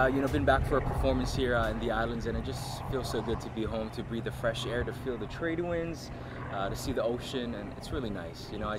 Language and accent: English; Hawaii, United States; moved away as an adult; 2003, top 32, first from Hawaii.